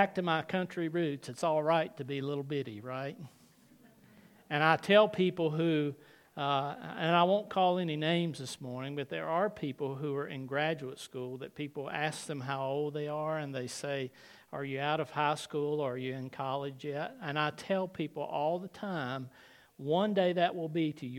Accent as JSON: {"language": "English", "region": "the South", "country": "United States", "tie": "born or raised there", "said": "when almost everyone I knew growing up in the South went to church at some time"}